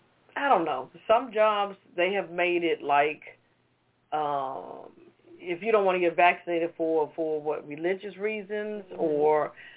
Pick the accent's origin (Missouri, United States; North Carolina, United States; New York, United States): North Carolina, United States; North Kakalaki.